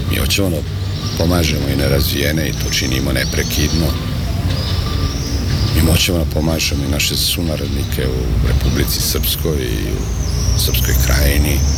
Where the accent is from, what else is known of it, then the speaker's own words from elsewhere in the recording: Novi Sad, Vojvodina, Serbia; Ja sam inače doktor tehničkih nauka, rođen sam ovde u jednom lepom kraju koji se zove Rotkvarija.